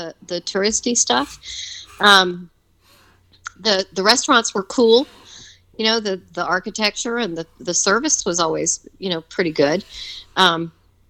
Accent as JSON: {"language": "English", "region": "Alabama", "country": "United States", "moved": "yes", "said": "we're originally from Alabama"}